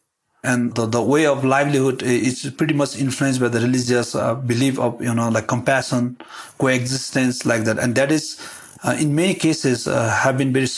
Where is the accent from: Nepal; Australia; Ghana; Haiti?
Nepal; Humla, Karnali Province; I'm from Humla. It's in the northwest part of the Nepal.